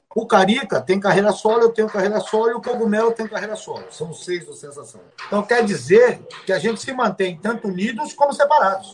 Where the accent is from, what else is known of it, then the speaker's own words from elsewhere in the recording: São Paulo, Brazil; also born or lived in Rio de Janeiro; Sou paulistano, nascido e criado na zona norte de São Paulo